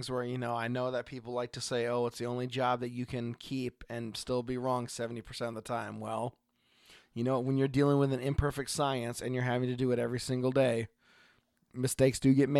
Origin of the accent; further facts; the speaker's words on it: Oregon, United States; I am … from Oregon.